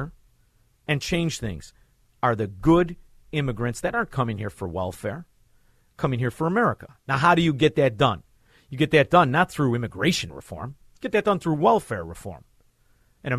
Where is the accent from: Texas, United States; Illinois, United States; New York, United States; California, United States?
Illinois, United States; Melrose Park; also born or lived in Chicago; I'm from Melrose Park.